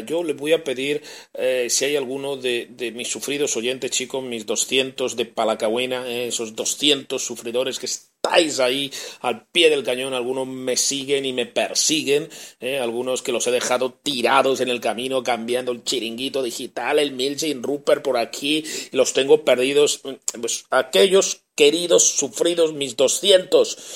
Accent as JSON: {"language": "Spanish", "country": "Spain", "moved": "as an adult", "lives_now": "Chile", "said": "ya sabe que soy español"}